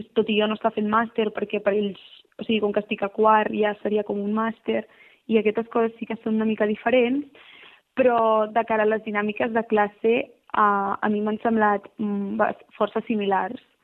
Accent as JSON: {"language": "Catalan", "town": "Barcelona", "region": "Catalonia", "country": "Spain", "moved": "as an adult", "lives_now": "Milan, Italy", "said": "nosaltres venim de Barcelona"}